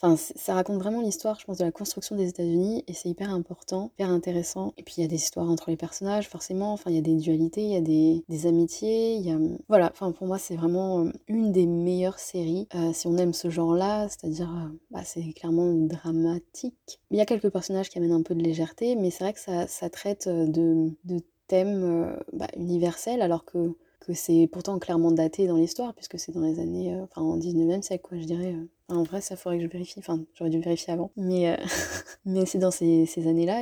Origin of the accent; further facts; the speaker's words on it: France; même en tant que Français